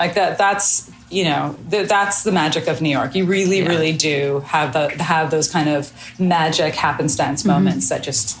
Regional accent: Melbourne, Victoria, Australia; born there; I was born in Melbourne in Australia.

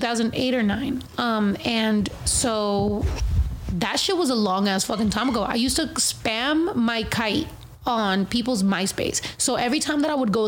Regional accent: Mexico; also born or lived in California; I'm actually Mexican. My family's actually in Mexico

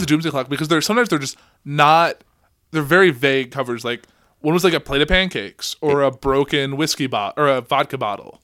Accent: Central Illinois, United States; we're from Central Illinois.

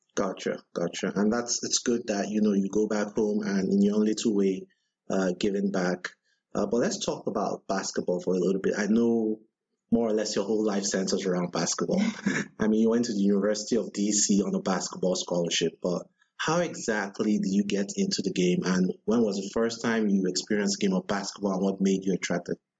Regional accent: Nigeria; I'm Nigerian

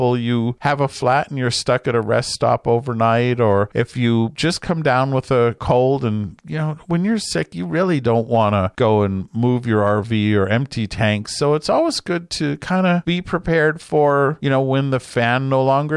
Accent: Southern California, United States; Peggy and I grew up in Southern California

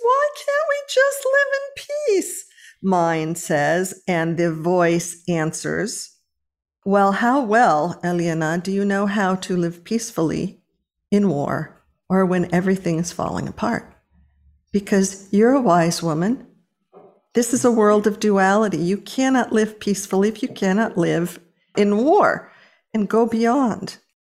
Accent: Los Angeles, California, United States; moved away; I was born and raised in Los Angeles

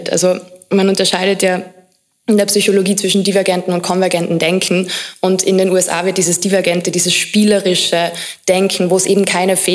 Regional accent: Carinthia, Austria; Also ich bin in Kärnten aufgewachsen, relativ konservativ.

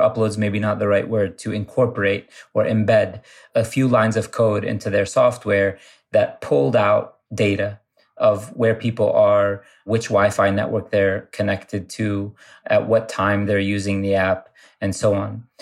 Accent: Ohio, United States; I grew up in Ohio, and I grew up going to a mosque that was sort of the center of the community where I grew up

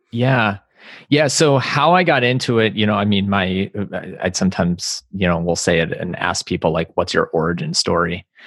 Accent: East Coast, United States; moved away as an adult; also born or lived in Los Angeles; I grew up on the East Coast and then moved out to L A after I graduated college

